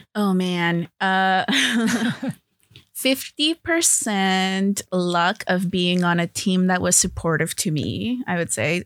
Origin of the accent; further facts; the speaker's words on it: Los Angeles, California, United States; I grew up in L